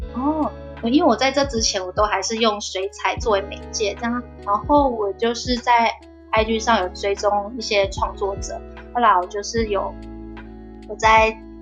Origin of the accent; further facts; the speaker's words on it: Taichung, Taiwan; 我是台中人